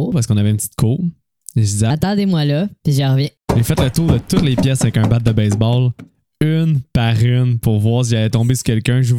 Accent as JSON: {"language": "French", "town": "Saint-Jean-sur-Richelieu", "region": "Quebec", "country": "Canada", "tie": "born or raised there", "said": "Moi, j'habite à Saint-Jean-sur-Richelieu, là. C'est pas, euh, pas un secret, là. C'est mon patelin."}